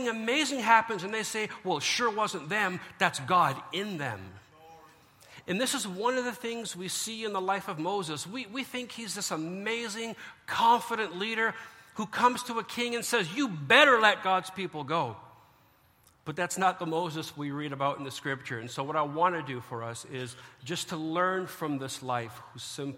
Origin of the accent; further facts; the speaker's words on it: Canada; as a Canadian